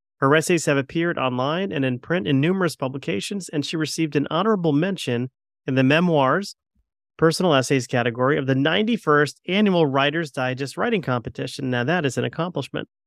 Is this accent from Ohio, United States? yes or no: no; Connecticut, United States; I'm a Connecticut guy